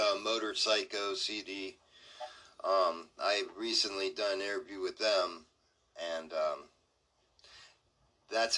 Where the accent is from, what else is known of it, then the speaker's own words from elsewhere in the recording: Ohio, United States; I'm from the United States in Ohio.